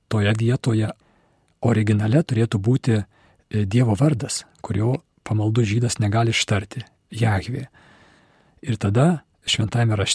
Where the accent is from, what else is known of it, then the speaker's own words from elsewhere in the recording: Lithuania; Kai mes lietuviai, katalikai